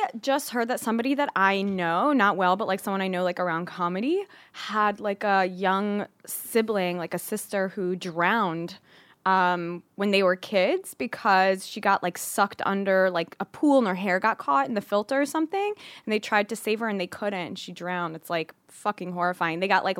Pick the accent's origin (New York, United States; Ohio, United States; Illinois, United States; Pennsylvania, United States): Pennsylvania, United States; Cheltenham